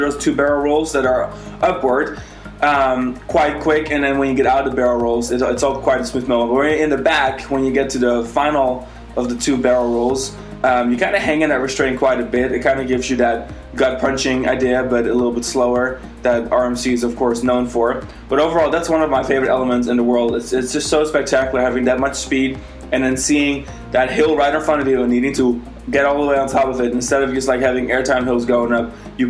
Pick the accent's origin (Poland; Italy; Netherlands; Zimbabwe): Netherlands; now in Florida, United States; I am from the Netherlands.